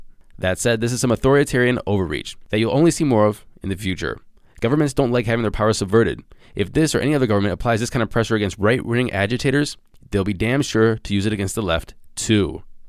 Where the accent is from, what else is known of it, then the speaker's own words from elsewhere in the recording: Canada; but we're Canadian, so we're nicer and we don't invade and destroy parliamentary buildings